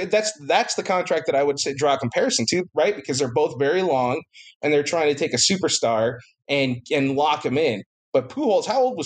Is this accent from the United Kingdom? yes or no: no; Rosamond, California, United States; We're from Rosemond.